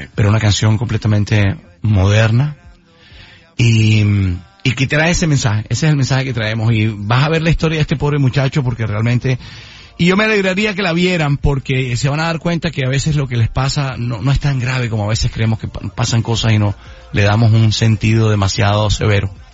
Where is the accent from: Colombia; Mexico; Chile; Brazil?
Colombia; Santa Marta, Magdalena; moved away; volver a mi casa, volver a mi tierra